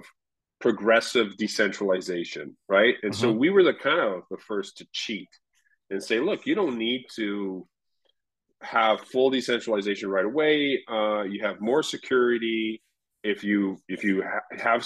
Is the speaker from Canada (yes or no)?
yes; Canada; Al and I are both Canadian